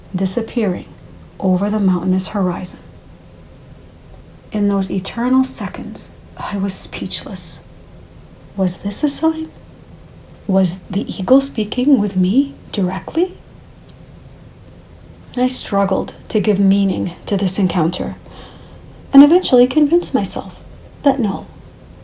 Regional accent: Canada; I was born in Canada

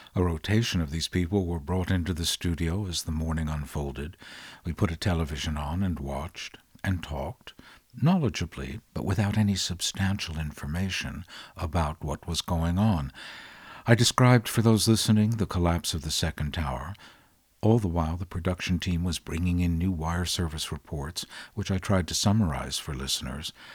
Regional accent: London, United Kingdom; As a Londoner, I'm gonna tell you

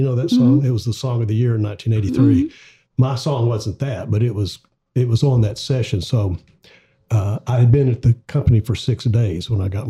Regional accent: Little Rock, Arkansas, United States; moved away as an adult; now in Nashville, United States; when I moved over to Nashville, I was born and raised in Little Rock.

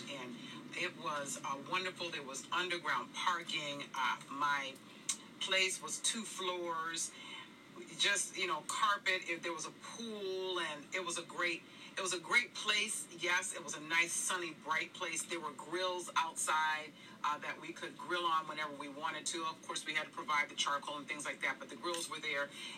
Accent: Northeast, United States; I grew up in the Northeast

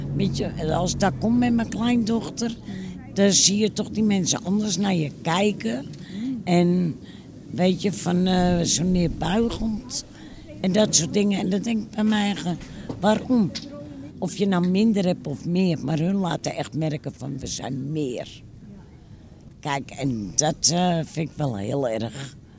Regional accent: Amsterdam, North Holland, Netherlands; also born or lived in Kattenburg, Amsterdam; ik ben hier wel opgegroeid in Noord

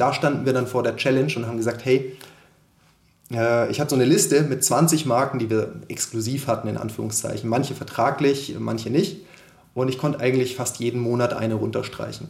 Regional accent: Konstanz, Baden-Württemberg, Germany; moved away as an adult; also born or lived in Munich; Ich komme ursprünglich aus Konstanz am Bodensee, bin dort aufgewachsen und dann zum Studieren nach München gezogen

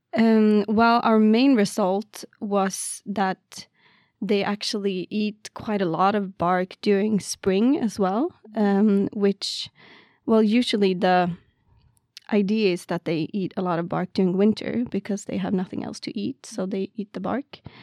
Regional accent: Karlstad, Värmland, Sweden; moved away as an adult; also born or lived in Lund, Sweden; now in Umeå, Sweden; I am from Värmland, Karlstad, which is, like, around Stockholm area

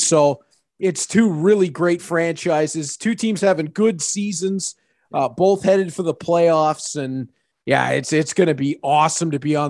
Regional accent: Hamilton, Ontario, Canada; I'm a Hamilton guy. I grew up in Hamilton, went to school in Hamilton. It's been, you know, it's the only city that I know, really. It's, you know, been Hamilton from birth.

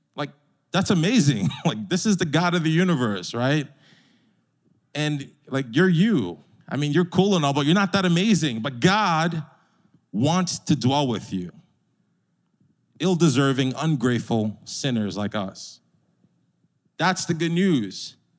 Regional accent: New York, United States; As a New Yorker

